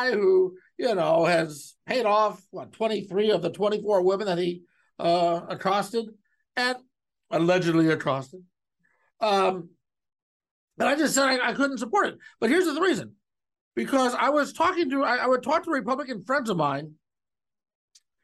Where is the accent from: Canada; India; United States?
United States; Cleveland, Ohio; as a child growing up in Cleveland